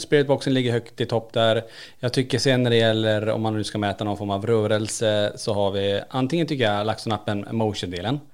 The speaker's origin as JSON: {"language": "Swedish", "town": "Kiruna", "region": "Norrbotten County", "country": "Sweden", "tie": "born or raised there", "moved": "yes", "lives_now": "Borås, Sweden", "said": "vi är födda och uppvuxna i Kiruna. Född på 70-80-talet där uppe och flyttat ner."}